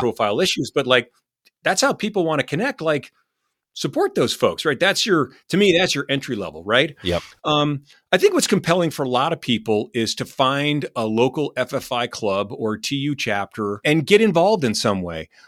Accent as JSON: {"language": "English", "region": "Vermont", "country": "United States", "said": "my home state of Vermont"}